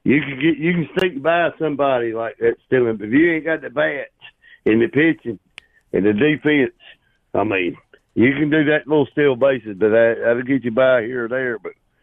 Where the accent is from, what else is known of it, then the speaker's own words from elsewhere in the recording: Lancaster, South Carolina, United States; my hometown boys credit, Lancaster Bruins.